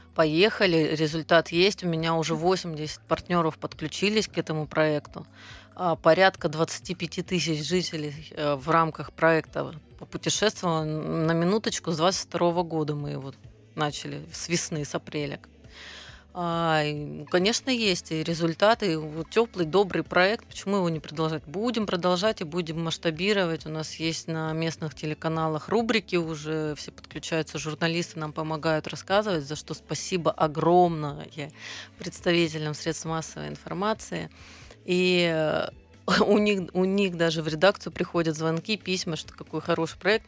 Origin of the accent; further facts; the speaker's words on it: Southern Urals, Russia; moved away as an adult; now in Khabarovsk, Russia; я родом с Южного Урала, на Дальний Восток и приехал несколько лет назад